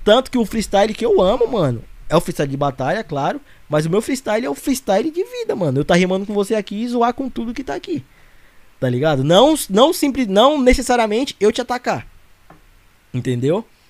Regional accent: Arujá, São Paulo, Brazil; sou de Arujá.

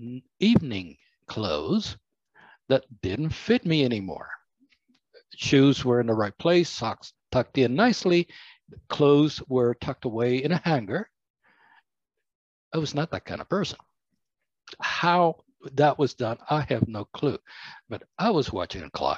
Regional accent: Cuba; now in United States; I was born in Cuba

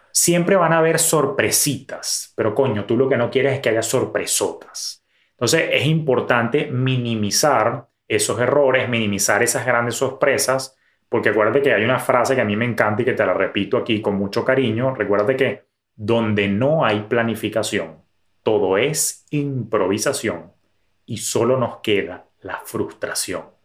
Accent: Venezuela; En mi país

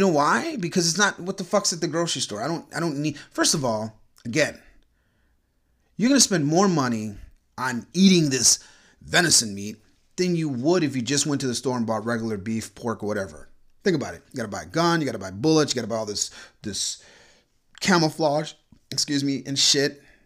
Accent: Orlando, Florida, United States; I grew up in Florida, in Orlando

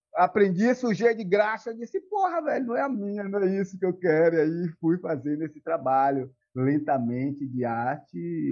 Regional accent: Salvador, Bahia, Brazil; moved away as an adult; now in São Cristóvão, Brazil; Sou da cidade de Salvador

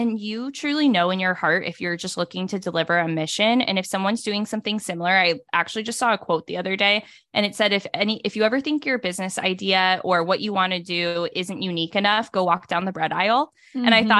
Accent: California, United States; So I grew up primarily in Northern California, moved around for 4 different high schools, ended back up in California for college

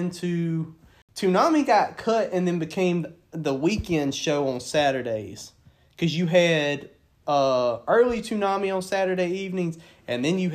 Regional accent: the South, United States; where we grew up down here in the South

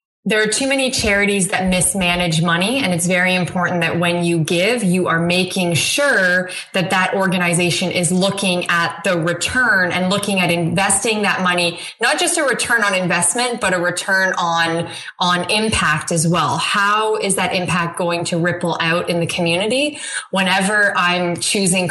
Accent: Canada; I'm Canadian

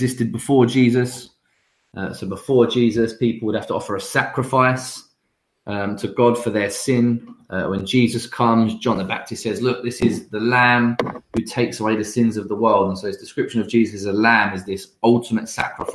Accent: London, United Kingdom; I grew up in London around loads of different nationalities, different people

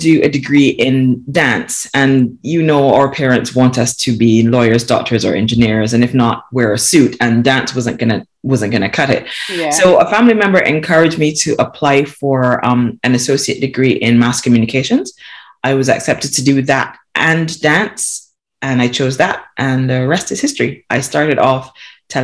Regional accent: Barbados; now in United Kingdom; I was born and raised in Barbados

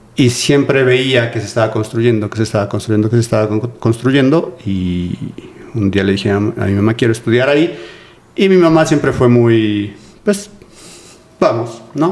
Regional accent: Mexico City, Mexico; soy de aquí de la Ciudad de México, de Coyoacán. Toda mi vida he vivido y he estudiado en Coyoacán

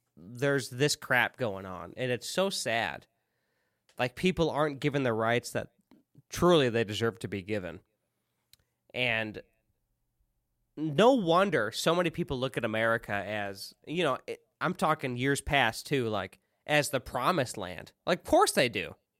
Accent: central Illinois, United States; moved away; also born or lived in the South (US); in a small town, central Illinois. I left, moved to the South.

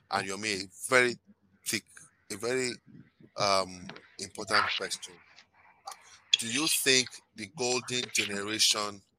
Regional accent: Canada; Okay, so um, my home country, Canada.

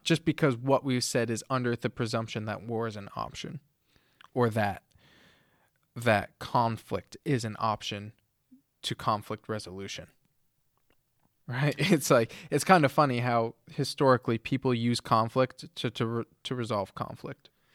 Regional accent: United States; But growing up in America, everything is freedom and individuality

